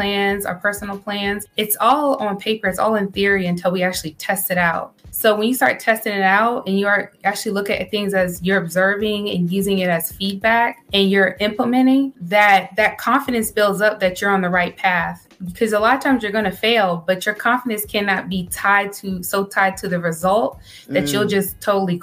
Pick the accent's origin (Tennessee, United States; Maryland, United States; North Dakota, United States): Maryland, United States; now in Texas, United States; I am from Maryland. However, we're currently residing in Texas.